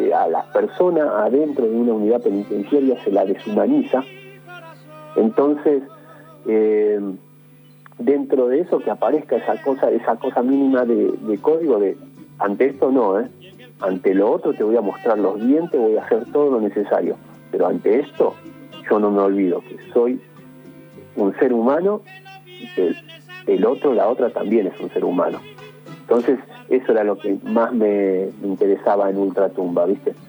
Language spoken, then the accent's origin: Spanish; Isidro Casanova, Buenos Aires Province, Argentina; Yo soy orgulloso hijo de Isidro Casanova y del barrio Los Pinos